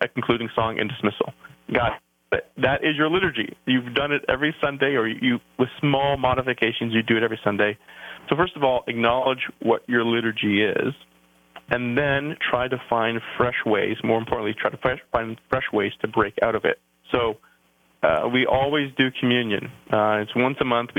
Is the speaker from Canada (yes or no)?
yes; Canada; accent: outs and abouts; moved away as an adult; now in New Jersey, United States; I'm a Canadian